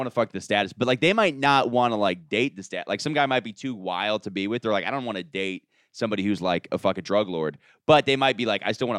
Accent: Florida, United States; I'm from Florida.

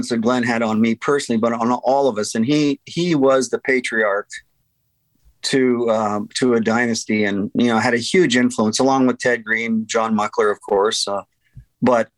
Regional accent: Banff, Alberta, Canada; I grew up in Banff

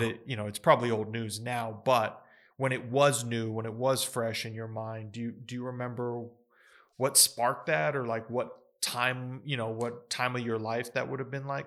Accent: United States; I was born in the United States

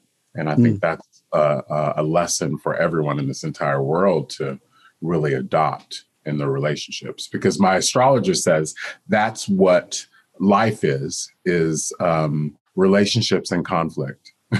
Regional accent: Texas, United States; also born or lived in Japan / Germany / Hawaii; now in New York City, United States; We traveled all over the globe from Japan, Germany, Hawaii, Texas. I say that I am a Texan because that was the longest place I lived until living in New York City for over 20 years.

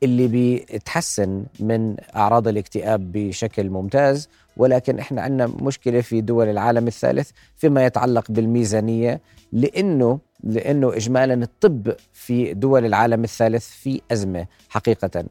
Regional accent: Jordan; إحنا كشعب أردني

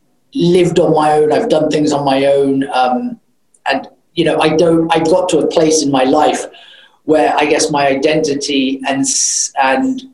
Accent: United Kingdom; moved away; also born or lived in United States (born); I grew up in the UK

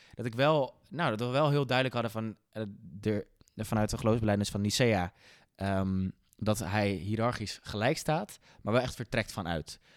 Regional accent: Netherlands; als Nederlanders

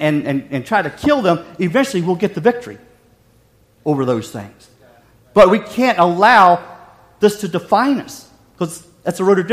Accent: West Virginia, United States; Growing up in West Virginia

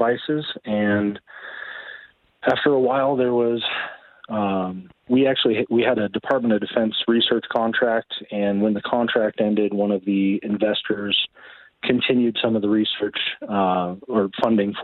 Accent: Grass Valley, California, United States; also born or lived in San Francisco Bay Area, California; I was born in the Bay Area and lived on the coast for a few years. And then when I was about 10 years old, we moved up to the Grass Valley area. I've been here ever since.

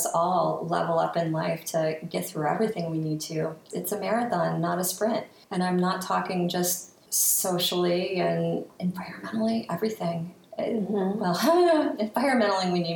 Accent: Ohio, United States; now in New York City, United States; I'm from Ohio originally, been in New York City for 22 years though

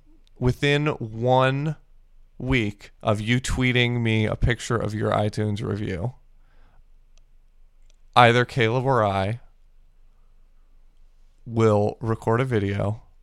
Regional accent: Japan; I grew up in Japan and I don't know wrestling.

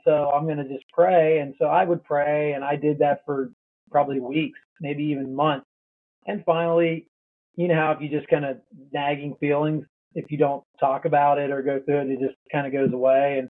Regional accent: Pennsylvania, United States; I grew up in Pennsylvania and grew up in a Christian home.

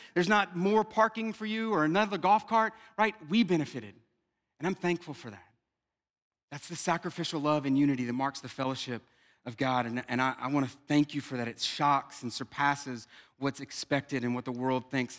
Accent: South Louisiana, United States; I'm from South Louisiana

